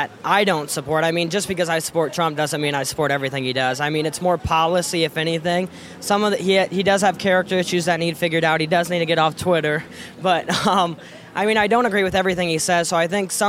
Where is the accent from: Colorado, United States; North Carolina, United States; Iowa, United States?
Iowa, United States; Ely; from Ely, Iowa.